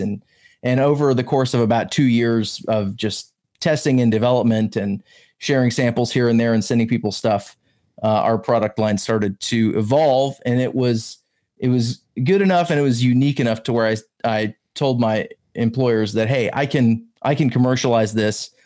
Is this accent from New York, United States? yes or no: no; the South, Alabama, United States; also born or lived in Georgia; I grew up in the South, Alabama and Georgia mainly